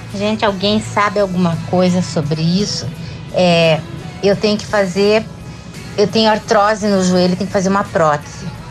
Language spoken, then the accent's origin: Portuguese; Curitiba, Paraná, Brazil; eu sou de Curitiba